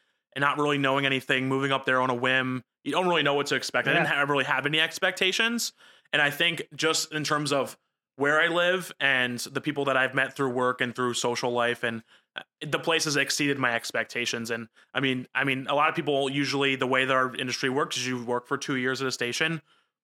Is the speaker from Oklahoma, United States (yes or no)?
no; New Jersey, United States; accent: Jersey; my Jersey accent came out